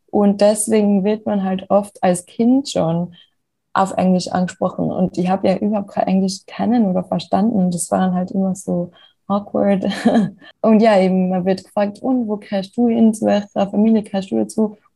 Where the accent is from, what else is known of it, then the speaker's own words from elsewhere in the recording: Austria; wo ich nach London gezogen bin, habe ich ja oft bekommen, was aus Österreich, das kann doch nicht sein, in Österreich sind noch alle weiß und so